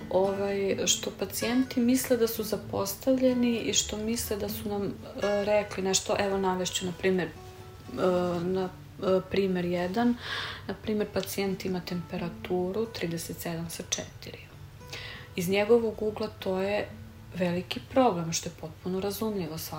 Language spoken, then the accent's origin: Croatian; Serbia; Kod nas u Srbiji je to malo drugačije.